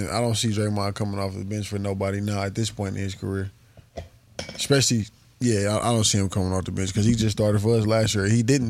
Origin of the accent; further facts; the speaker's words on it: Milwaukee, Wisconsin, United States; I'm from Milwaukee.